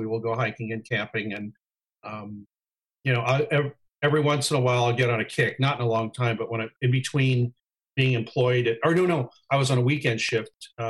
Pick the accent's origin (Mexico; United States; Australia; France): United States; Pasadena, San Diego, California; also born or lived in Los Angeles area; Then we moved to San Diego. And I stayed there. I was 10 years old. And then we moved to, stayed in San Diego. My parents are still there. And then I came back to the LA area. I was born in Pasadena.